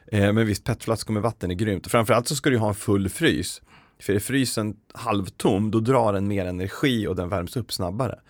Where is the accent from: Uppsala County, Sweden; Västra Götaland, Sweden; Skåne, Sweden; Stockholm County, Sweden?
Uppsala County, Sweden; Uppsala; Jag är från Uppsala